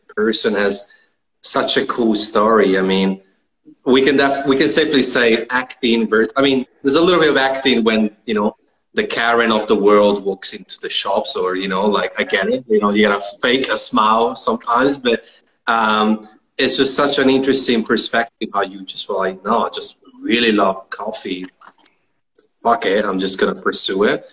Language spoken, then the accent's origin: English; Italy; moved away as an adult; now in Melbourne, Australia; I'm from Italy